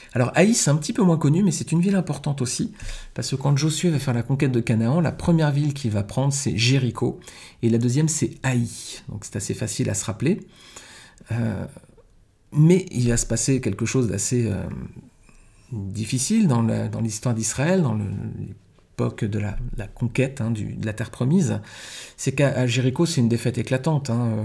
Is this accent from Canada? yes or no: no; France; chez nous en France